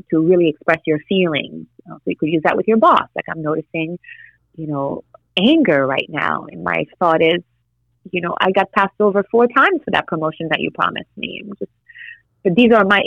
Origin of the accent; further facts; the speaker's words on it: Haiti; moved away; I'm Haitian, you know, so I was born in Haiti and I'm like an island girl.